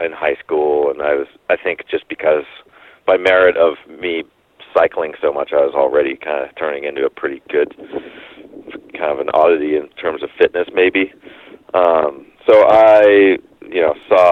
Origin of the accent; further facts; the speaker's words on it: Bend, Oregon, United States; also born or lived in Coos Bay, Oregon; growing up in Bend, Oregon